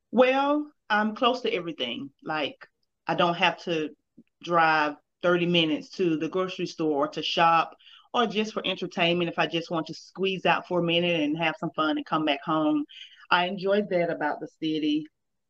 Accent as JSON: {"language": "English", "town": "Danville", "region": "Georgia", "country": "United States", "tie": "born or raised there", "said": "Okay, so, well, as we know, it's the country, so we don't have a lot of big stores or anything like that."}